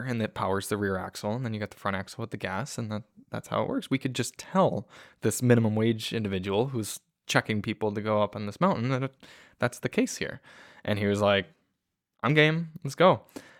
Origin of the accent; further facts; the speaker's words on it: Michigan, United States; good made drivers growing up in Michigan, made it just fine